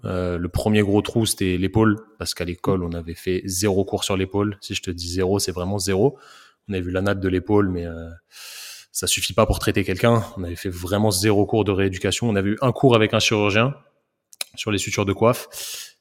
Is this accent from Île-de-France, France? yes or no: yes; Paris, Île-de-France, France; moved away as an adult; now in Rennes, France; je viens de Paris. Je suis un, je suis un petit banlieusard qui a fait. qui a fait ses études de kiné à Rennes